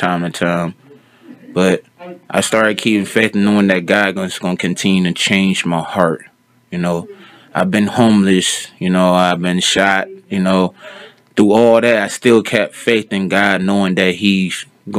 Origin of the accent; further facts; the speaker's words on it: Cleveland, Ohio, United States; now in Stark County, United States; I'm from Cleveland, Ohio. Me and my family moved down here years ago